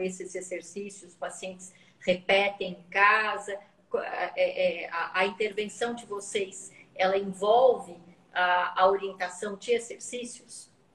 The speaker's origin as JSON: {"language": "Portuguese", "region": "São Paulo", "country": "Brazil", "said": "Eu sou de São Paulo"}